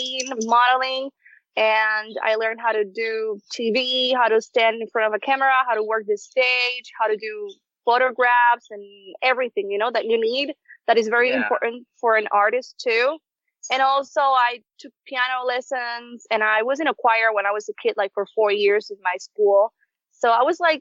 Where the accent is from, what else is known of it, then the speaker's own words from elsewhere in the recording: Puerto Rico; also born or lived in Hartford, Connecticut; when I was 9 months old, they brought me to Puerto Rico. So I was actually raised in Puerto Rico all my life